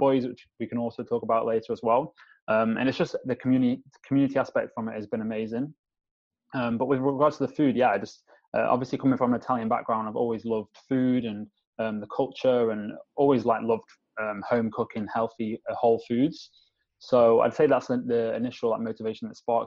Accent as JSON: {"language": "English", "area": "Staffordshire", "region": "West Midlands", "country": "United Kingdom", "tie": "born or raised there", "also_born_or_lived": "London", "said": "I live, my hometown, which is in Staffordshire in the middle of Manchester and Birmingham"}